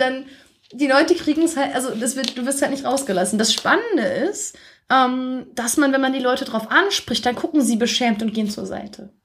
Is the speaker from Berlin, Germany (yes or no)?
no; near Osnabrück, Lower Saxony, Germany; moved away as an adult; also born or lived in Shanghai, China; now in Beijing, China; Also ich komme aus der Nähe von Osnabrück